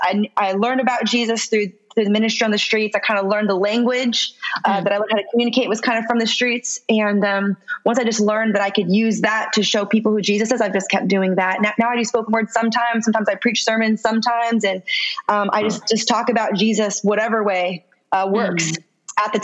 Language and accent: English; San Francisco, California, United States; I'm originally from San Francisco, California. I grew up in the hood, like the hood